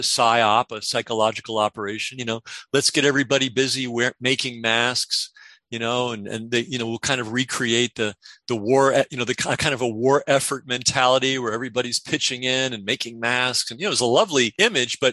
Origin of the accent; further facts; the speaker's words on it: New York City, New York, United States; moved away; I grew up partially in the Bronx